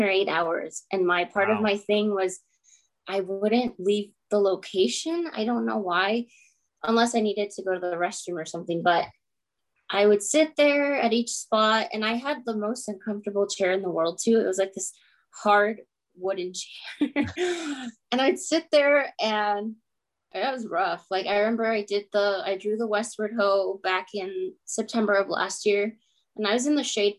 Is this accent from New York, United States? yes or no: no; Phoenix, Arizona, United States; also born or lived in Chattanooga, Tennessee; I was born here in North Phoenix, and my parents immigrated from Mexico in the late 80s, and then I'm a result of that. Grew up in North Phoenix